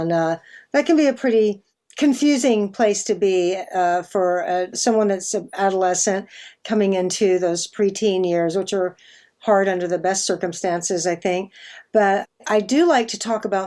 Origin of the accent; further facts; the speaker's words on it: Austin, Texas, United States; I grew up in Austin